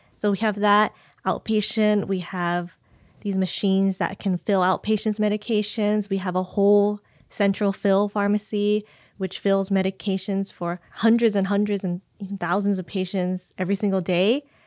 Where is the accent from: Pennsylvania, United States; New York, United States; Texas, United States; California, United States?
California, United States; San Jose; I was born and raised in San Jose